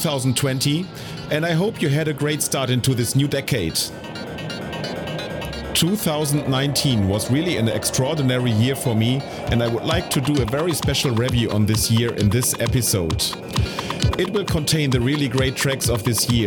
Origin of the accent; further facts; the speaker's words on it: Duisburg, North Rhine-Westphalia, Germany; my hometown of Duisburg